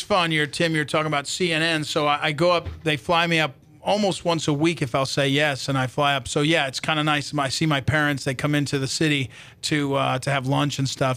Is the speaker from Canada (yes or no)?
no; White House Station, New Jersey, United States; moved away as an adult; now in St. Louis, United States; I grew up in a little town called White House Station